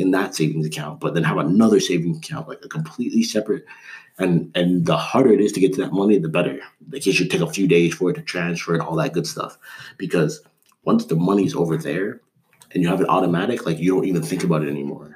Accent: Canada; I grew up in Canada.

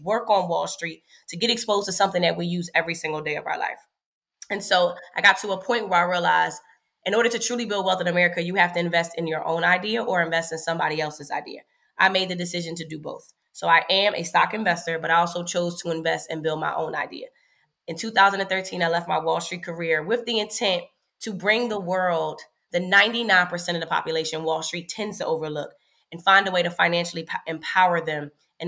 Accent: Philadelphia, Pennsylvania, United States; moved away as an adult; also born or lived in Washington, D.C.; I'm from Philadelphia

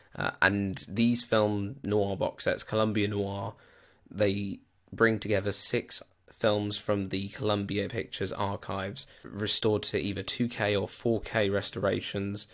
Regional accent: United Kingdom; I am British

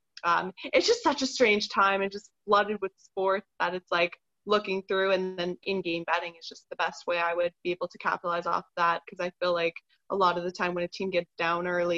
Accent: Toronto, Ontario, Canada; I'm born and raised in Toronto

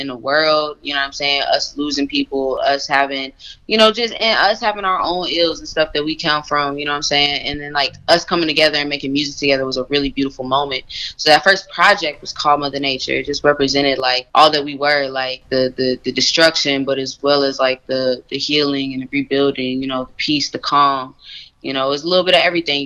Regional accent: Champaign, Illinois, United States; moved away as an adult; now in Chicago, United States; I am from Champaign. Champaign is like maybe 2 hours south of Chicago

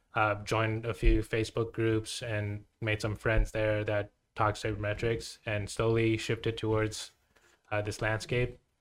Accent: Taiwan; moved away as an adult; also born or lived in Vienna, Austria; I'm from Taiwan, watched baseball

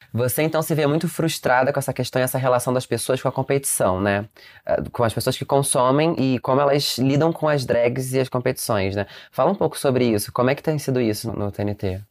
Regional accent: Rio de Janeiro, Brazil; eu, por exemplo, sou do Rio de Janeiro

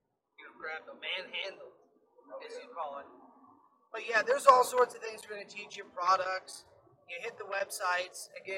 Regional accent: Florida, United States; This was, and we're from Florida, so we're used to.

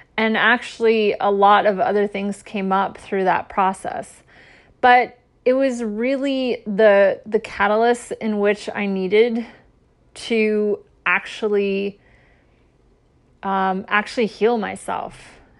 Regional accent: Midwest, United States; moved away; I grew up in the Midwest most of my life

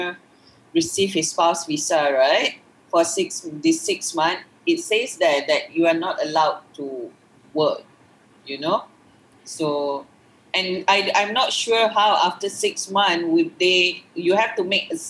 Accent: Malaysia; I'm a Malaysian woman married to a foreigner

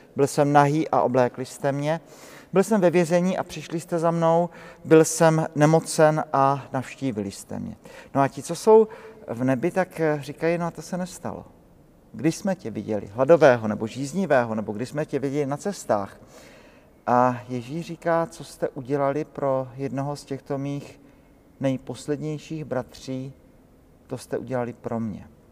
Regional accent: Brno, South Moravian Region, Czechia; now in Prague, Czechia; u nás v Brně, ze kterého pocházím

